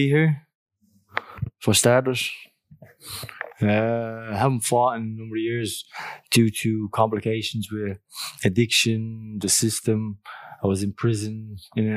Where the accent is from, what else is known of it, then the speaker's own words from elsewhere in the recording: Dublin, Leinster, Ireland; moved away as an adult; also born or lived in Australia; I grew up in Greenford, Clondalkin